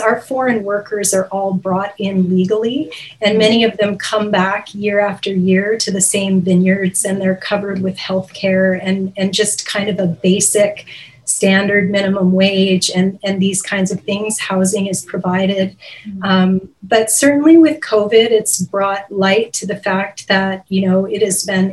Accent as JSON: {"language": "English", "region": "California", "country": "United States", "tie": "born or raised there", "moved": "as an adult", "lives_now": "British Columbia, Canada", "said": "I actually am a native Californian, and I moved to British Columbia just 4 years ago"}